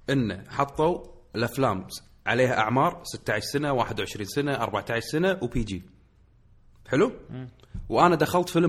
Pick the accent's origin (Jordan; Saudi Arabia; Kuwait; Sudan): Kuwait; الوضع عندنا في الكويت يختلف عندنا في الكويت السينما ملاذ نهايه الاسبوع